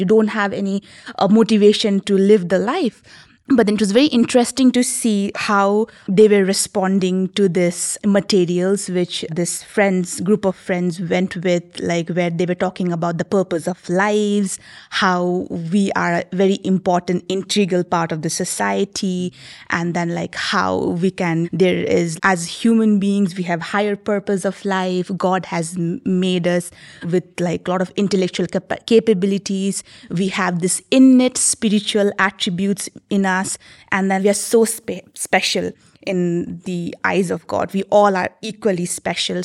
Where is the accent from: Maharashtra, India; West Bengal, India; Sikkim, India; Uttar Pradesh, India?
Sikkim, India; my hometown, Sikkim